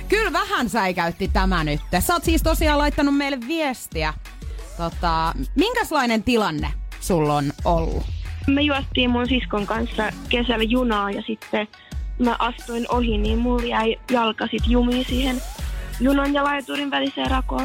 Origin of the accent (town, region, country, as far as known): Pori, Satakunta, Finland